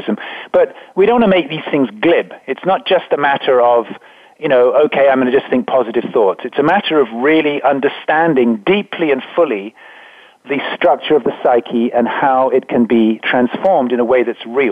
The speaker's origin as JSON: {"language": "English", "region": "England", "country": "United Kingdom", "tie": "born or raised there", "said": "I was brought up in England"}